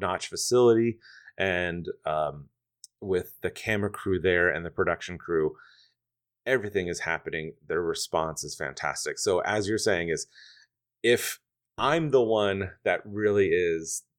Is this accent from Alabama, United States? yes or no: no; Stroudsburg, Pennsylvania, United States; also born or lived in New York City; now in Detroit, United States; I'm from a small town in the Poconos, Stroudsburg, Pennsylvania